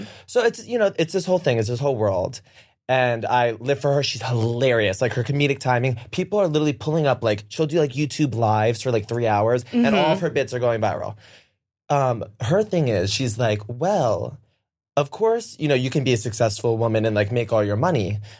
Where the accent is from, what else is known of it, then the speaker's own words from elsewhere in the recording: Long Island, New York, United States; because we grew up on Long Island